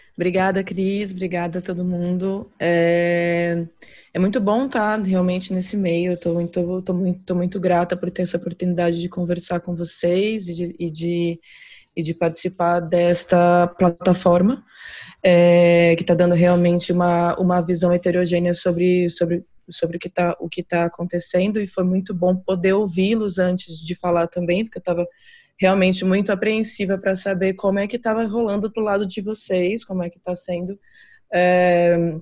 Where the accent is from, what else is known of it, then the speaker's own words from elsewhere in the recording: Brazil; moved away as an adult; also born or lived in São Paulo; now in Portugal; estou aqui como como como brasileira